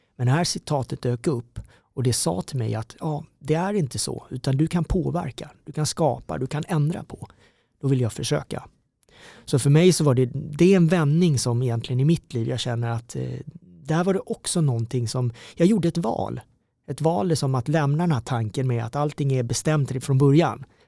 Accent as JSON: {"language": "Swedish", "town": "Karlshamn", "region": "Blekinge", "country": "Sweden", "tie": "born or raised there", "also_born_or_lived": "South Korea", "moved": "as an adult", "lives_now": "Stockholm, Sweden", "said": "växte upp nere i Mörrum, Karlshamn"}